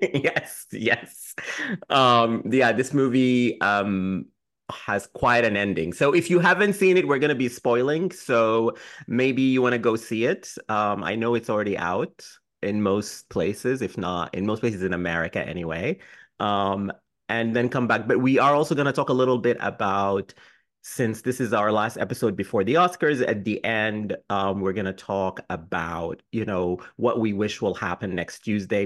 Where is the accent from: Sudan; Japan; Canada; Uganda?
Sudan; also born or lived in United Kingdom; now in New York, United States; I'm from Sudan